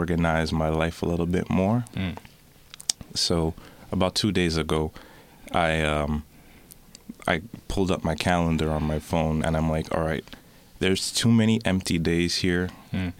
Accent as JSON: {"language": "English", "town": "Toronto", "region": "Ontario", "country": "Canada", "tie": "born or raised there", "said": "I am from Scarborough. I've been there all my life. I started off in Markham and Eglinton."}